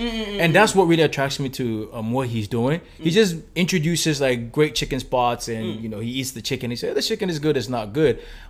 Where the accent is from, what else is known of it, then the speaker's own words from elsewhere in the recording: Ghana; now in South Korea; I am based in Korea. I am a Ghanaian